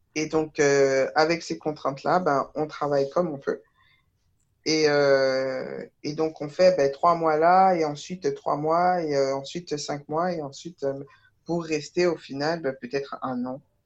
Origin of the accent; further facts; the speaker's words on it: Taverny, Île-de-France, France; je me suis euh, contentée du, bac euh, littéraire à côté de chez moi, à Taverny